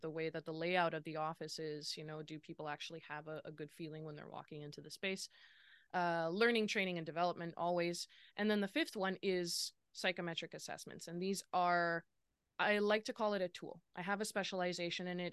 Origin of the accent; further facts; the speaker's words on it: Lower Mainland, British Columbia, Canada; now in Kelowna, Canada; I grew up in the Lower Mainland